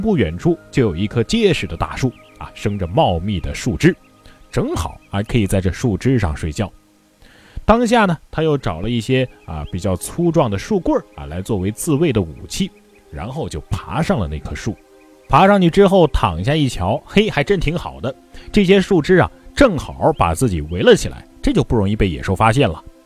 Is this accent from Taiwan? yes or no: no; Hubei, China; 我的家乡湖北啊，可以说是一个有山有水的好地方